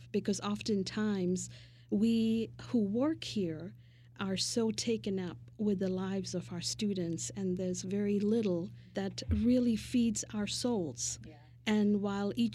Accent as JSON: {"language": "English", "town": "Mumbai", "region": "Maharashtra", "country": "India", "tie": "born or raised there", "moved": "yes", "lives_now": "United States", "said": "my early days of growing up in Mumbai, India"}